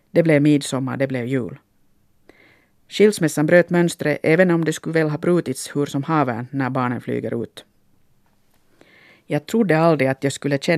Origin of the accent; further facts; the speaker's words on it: Finland; Likt en äkta finlandssvensk sitter jag nu här och funderar på min identitet. Nå, så som många människor som har flyttat från ett sammanhang till ett annat är jag väl mest av allt en blandning av olika saker.